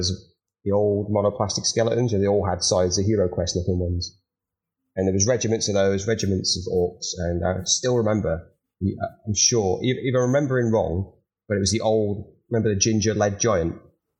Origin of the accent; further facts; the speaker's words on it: Edinburgh, Scotland, United Kingdom; So you won't note for my accent too much, but I am actually Scottish. So I grew up in Edinburgh.